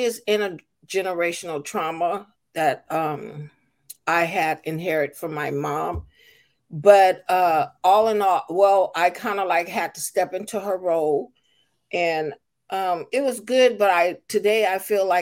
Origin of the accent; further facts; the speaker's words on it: Seaside, California, United States; moved away; also born or lived in Albuquerque, New Mexico / Salinas, California; I was born in Albuquerque, New Mexico, but I was raised in Seaside, California.